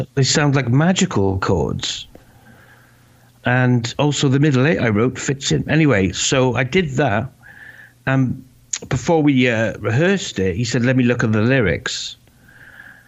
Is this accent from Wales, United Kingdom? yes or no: yes; Wales, United Kingdom; moved away as an adult; also born or lived in London